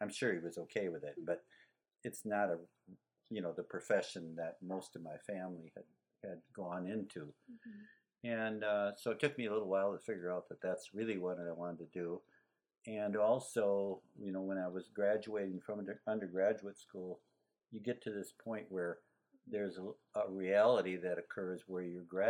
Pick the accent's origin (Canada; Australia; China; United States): United States; Wisconsin; I grew up in Wisconsin. Mm-hmm. So I was born in Wisconsin.